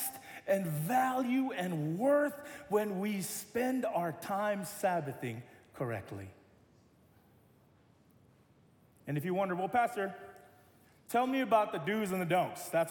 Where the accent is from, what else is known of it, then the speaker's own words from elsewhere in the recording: United States; I'm American